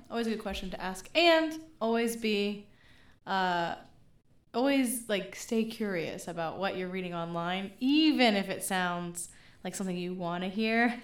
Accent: Memphis, Tennessee, United States; moved away; my hometown of Memphis

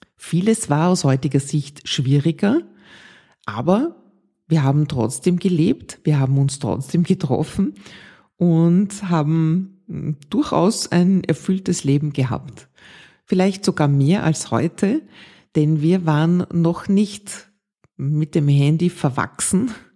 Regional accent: Vienna, Austria; in Ottergring, wo ich aufgewachsen bin

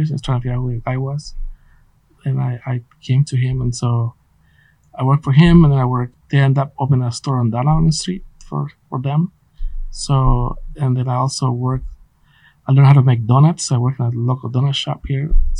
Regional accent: Guatemala; English is a second language; also born or lived in Santa Maria, California / San Luis Obispo, California; now in United States; growing up in Guatemala

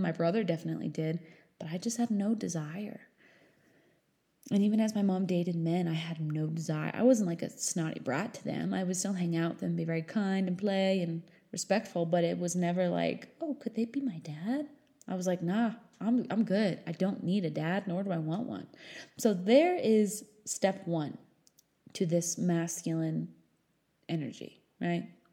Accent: New Hampshire, United States; I grew up in New Hampshire

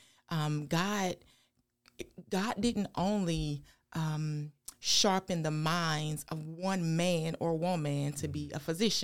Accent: Thompson, Georgia, United States; We were born and raised in Thompson.

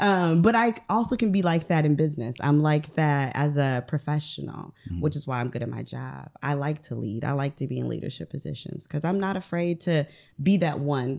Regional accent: Ohio, United States; moved away as an adult; I am from Ohio, Northern Ohio, right. Lake Erie.

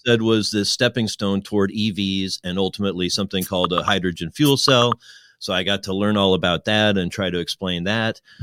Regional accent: Midwest, United States; moved away as an adult; also born or lived in Kentucky; as a Midwesterner

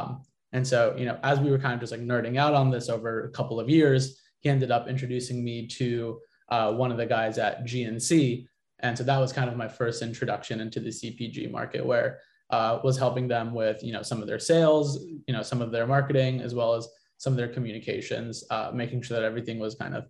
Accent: San Diego, California, United States; I grew up in San Diego

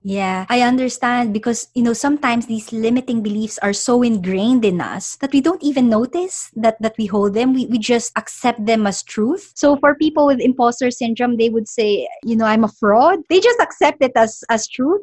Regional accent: Philippines; also born or lived in London; now in United Kingdom; I'm originally from the Philippines

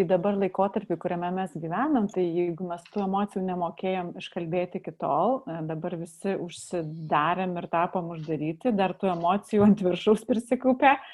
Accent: Lithuania; Ar čia mes kaip, nu, kaip lietuviai

